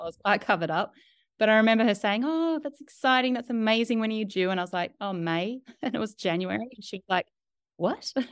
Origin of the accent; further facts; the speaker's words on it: Australia; moved away as an adult; also born or lived in New York; I'm Australian